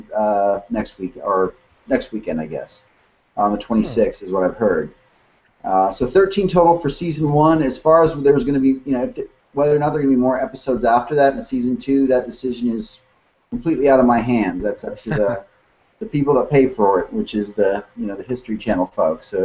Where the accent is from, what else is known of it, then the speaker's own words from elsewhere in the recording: south of Houston, Texas Gulf Coast, United States; also born or lived in Lansing, Michigan / Twin Cities, Minnesota; I lived in Minnesota until I was maybe 11 or 12, grew up in the Twin Cities area, and then I've been in Texas since 1978, mostly growing up south of Houston there, on the Gulf Coast